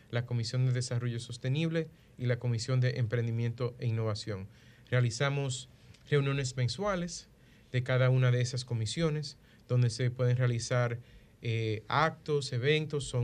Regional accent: Dominican Republic; defender a la República Dominicana, a nuestras empresas y si hay cualquier elemento que nosotros como República Dominicana podamos mejorar

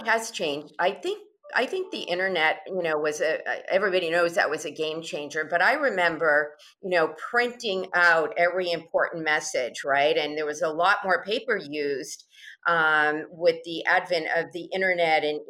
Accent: Massachusetts, United States; I grew up in Massachusetts

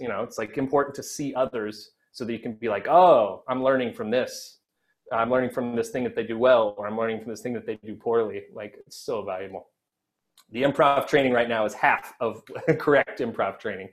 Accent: Missouri, United States; now in New York, United States; a 15-year-old in the middle of Missouri

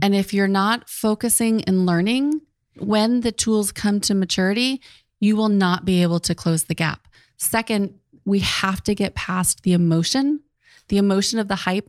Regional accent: United States; I'm the American.

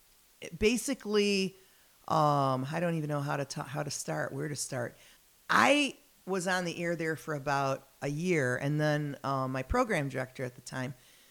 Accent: Detroit, Michigan, United States; now in Rockford, United States; Detroit? That's my hometown

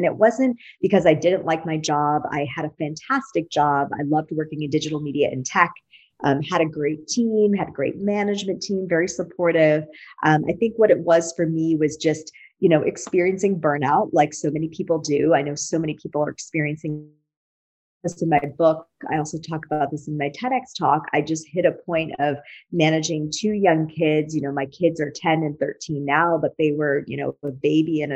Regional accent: Wisconsin, United States; moved away as an adult; also born or lived in Silicon Valley, California; now in San Diego, United States; I was born and raised in Wisconsin. So I'm a fellow Midwesterner. I've been a Californian for over 20 years

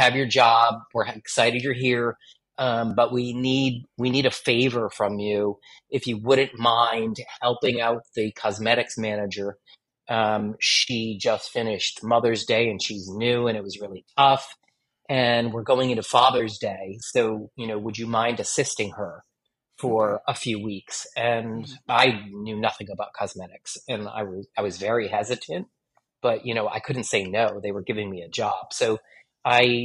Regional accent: Connecticut, United States; moved away as an adult; I started working in a department store near my hometown in Connecticut

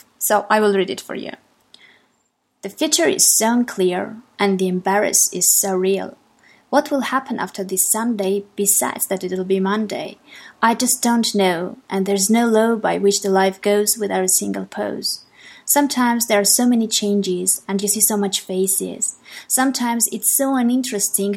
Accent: Armenia; English is a second language; I am from Armenia, and English is a foreign language for me.

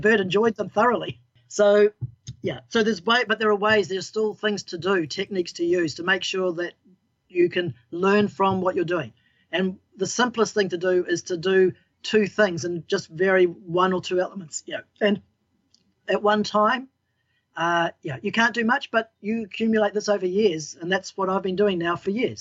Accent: New Zealand; I'm a Kiwi gardener. We're all Kiwi

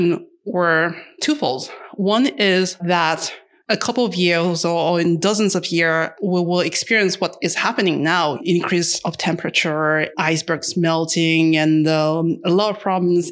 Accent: Paris, Île-de-France, France; I'm from Paris in France

